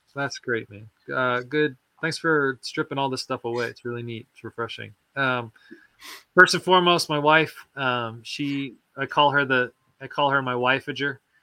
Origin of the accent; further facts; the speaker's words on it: Joplin, Missouri, United States; moved away as an adult; now in Nashville, United States; my hometown was, uh, Joplin